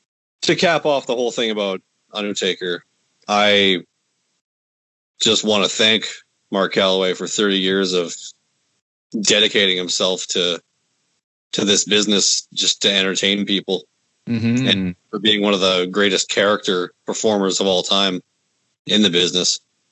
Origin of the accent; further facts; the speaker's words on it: Winnipeg, Manitoba, Canada; we're from Winnipeg